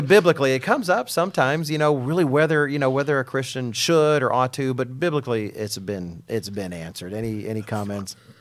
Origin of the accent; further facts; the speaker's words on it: Texas, United States; speaking as an American and a Texan